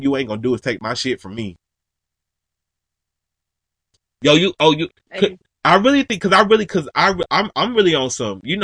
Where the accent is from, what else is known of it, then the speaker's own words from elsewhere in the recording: Georgia, United States; I'm from Georgia